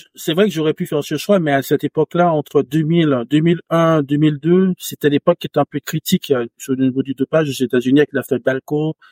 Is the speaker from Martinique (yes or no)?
yes; Martinique; moved away; j'ai grandi en campagne, en Martinique, euh, vraiment à la campagne